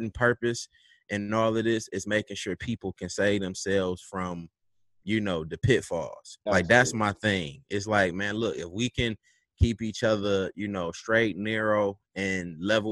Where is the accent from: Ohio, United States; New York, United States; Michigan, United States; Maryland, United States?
Michigan, United States; Detroit; I represent Detroit. I'm from the West Side, 7 Mile